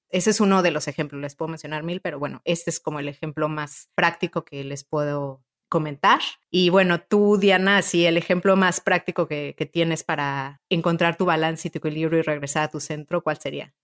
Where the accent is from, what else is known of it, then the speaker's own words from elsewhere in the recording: Mexico; moved away; also born or lived in Italy; yo soy mexicana y ya también soy europea, soy italiana